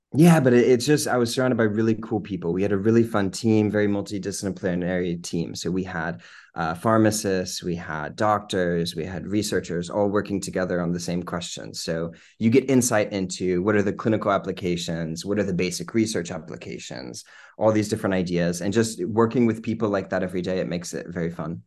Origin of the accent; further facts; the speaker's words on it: Lynchburg, Virginia, United States; moved away as an adult; also born or lived in New Jersey; now in London, United Kingdom; So I'm originally from Lynchburg, my whole life in Lynchburg